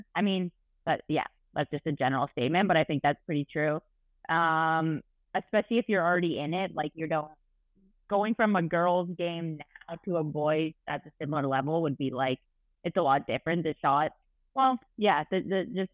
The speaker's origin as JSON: {"language": "English", "town": "Waterford", "region": "Ontario", "country": "Canada", "tie": "born or raised there", "also_born_or_lived": "Connecticut", "said": "I grew up in Waterford, Ontario, which Jamie knows is a small little town"}